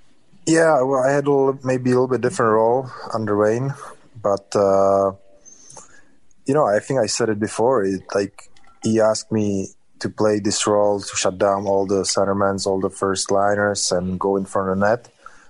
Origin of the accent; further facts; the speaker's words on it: Czechia; Definitely my hometown, or the town I'm living in right now.